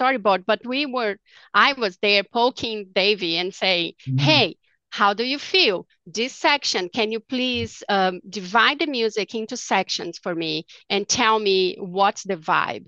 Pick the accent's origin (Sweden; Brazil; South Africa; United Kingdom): Brazil; now in Dallas, United States; I'm from Brazil